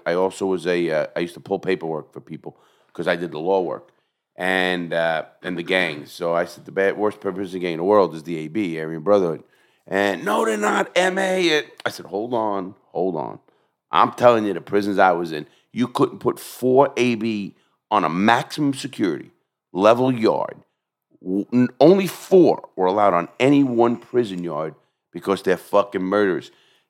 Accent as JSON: {"language": "English", "town": "New York City", "region": "New York", "country": "United States", "said": "I come from the melting pot. I come from New York City."}